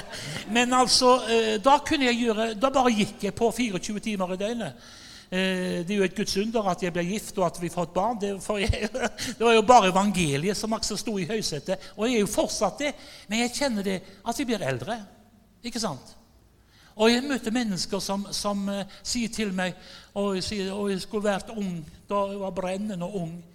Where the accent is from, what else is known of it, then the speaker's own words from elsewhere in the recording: Haugesund, Rogaland, Norway; Jeg er fra Haugesund